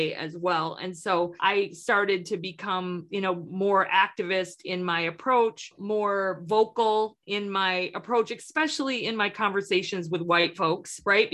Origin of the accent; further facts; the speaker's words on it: Upper Peninsula of Michigan, United States; I grew up in the Upper Peninsula of Michigan between Lake Michigan and Lake Superior